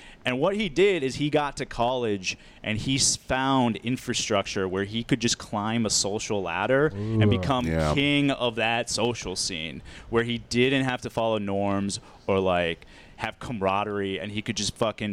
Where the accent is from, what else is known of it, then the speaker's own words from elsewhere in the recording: suburban Minneapolis, Minnesota, United States; I grew up in Minnesota. I grew up in like outside suburban Minneapolis.